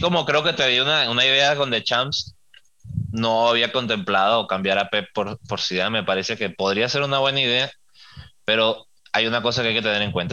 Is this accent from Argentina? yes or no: no; Venezuela; soy venezolano